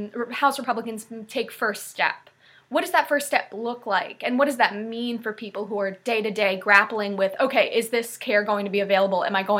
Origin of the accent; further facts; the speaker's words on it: Northeast, United States; I'm from the Northeast